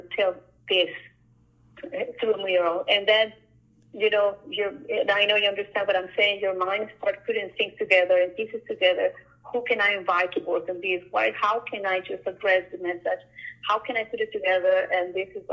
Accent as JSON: {"language": "English", "country": "Colombia", "moved": "yes", "lives_now": "Ottawa, Canada", "said": "I'm from Colombia."}